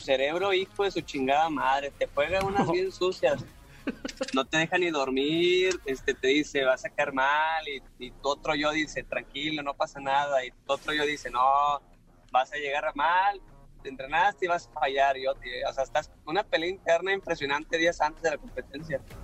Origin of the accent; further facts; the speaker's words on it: Monterrey, Nuevo León, Mexico; yo soy de Monterrey